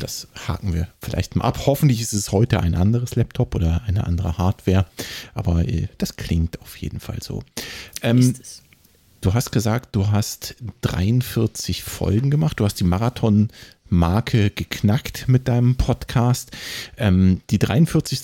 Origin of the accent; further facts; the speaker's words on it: Hesse, Germany; ich als Hesse